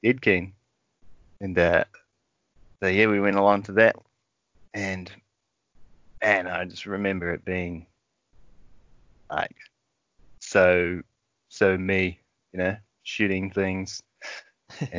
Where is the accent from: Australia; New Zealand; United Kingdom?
New Zealand; Wellington; now in Christchurch, New Zealand; I'm not from here originally. I'm from Wellington